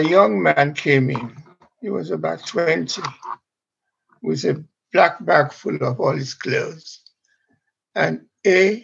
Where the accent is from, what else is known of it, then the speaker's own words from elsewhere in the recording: Sierra Leone; now in London, United Kingdom; I am from Sierra Leone, and I went back to do a job there in the broadcasting